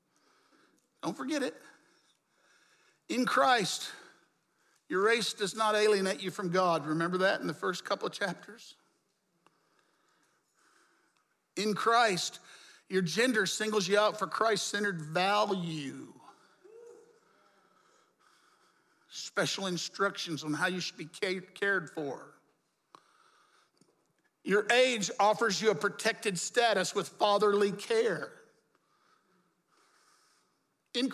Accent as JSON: {"language": "English", "region": "the Jim Crow South", "country": "United States", "tie": "born or raised there", "said": "I grew up in the Jim Crow South"}